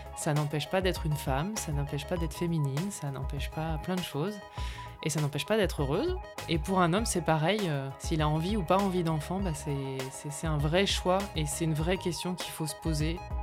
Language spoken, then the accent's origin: French; north of France, France; now in Carpentras, France; je viens du nord de la France, donc je suis une ch'ti.